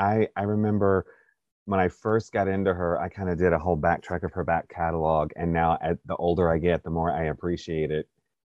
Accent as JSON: {"language": "English", "town": "Stockbridge", "region": "Georgia", "country": "United States", "tie": "born there", "said": "I was about 3 years old and I'm at my grandparents' house because I was born in Stockbridge, Georgia."}